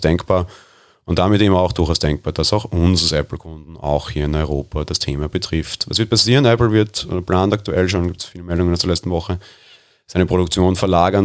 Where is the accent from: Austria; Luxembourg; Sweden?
Austria; Ich bin Österreicher